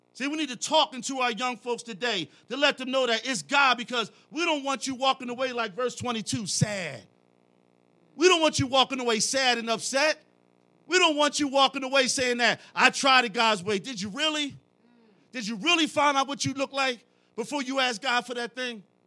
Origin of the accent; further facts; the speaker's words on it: Philadelphia, Pennsylvania, United States; I'm from Philly.